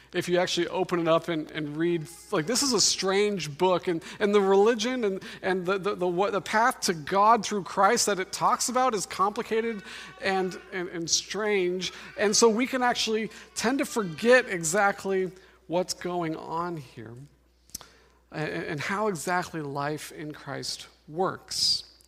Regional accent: Denver, Colorado, United States; now in Seattle, United States; I'm from Denver, Colorado

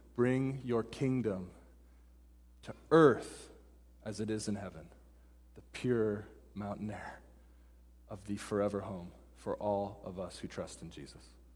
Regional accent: Pacific Northwest, United States; moved away as an adult; also born or lived in Dallas, Texas / Denver, Colorado; now in Seattle, United States; I grew up in the Pacific Northwest

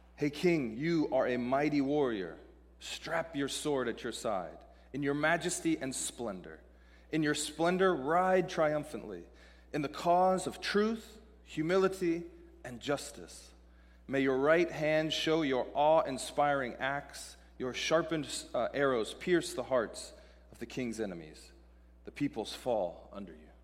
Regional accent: Seattle, Washington, United States; moved away as an adult; also born or lived in Dallas, Texas; I'm from Seattle, living in Dallas, Texas

